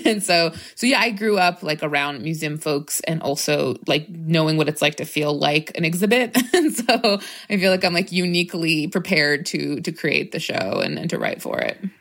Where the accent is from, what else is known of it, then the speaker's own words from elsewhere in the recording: Tucson, Arizona, United States; also born or lived in Phoenix, Arizona; raised in Tucson for most of my life